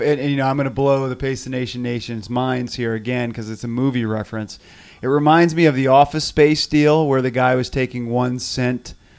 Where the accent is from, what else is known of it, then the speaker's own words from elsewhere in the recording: Northern Virginia, United States; Northern Virginia, Yorktown for me